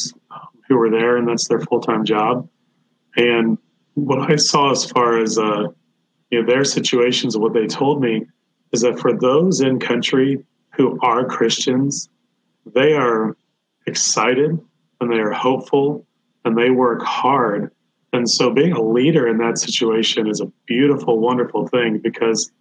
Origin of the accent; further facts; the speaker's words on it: United States; as an American